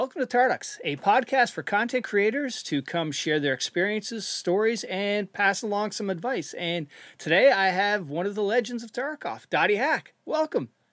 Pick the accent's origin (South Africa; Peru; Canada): Canada; moved away; I'm from Canada originally. So, we grew up playing road hockey, street hockey